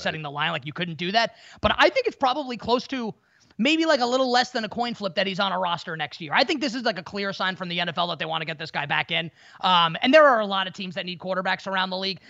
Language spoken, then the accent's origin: English; New York, United States; growing up in New York